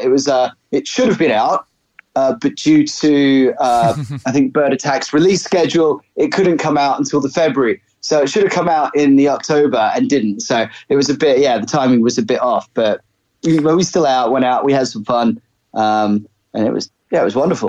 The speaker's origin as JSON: {"language": "English", "town": "Brisbane", "region": "Queensland", "country": "Australia", "tie": "born or raised there", "also_born_or_lived": "England", "said": "I was actually born in England. Uh, my parents immigrated to Australia when I was about six. Uh, and so I grew up in Brisbane."}